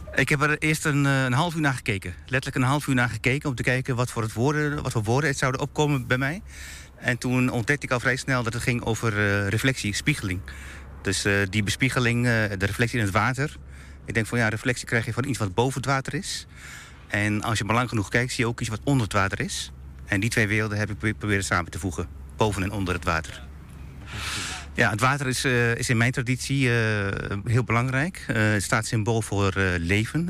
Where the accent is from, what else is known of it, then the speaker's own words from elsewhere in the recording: Turkey; moved away; Ik kom uit Turkije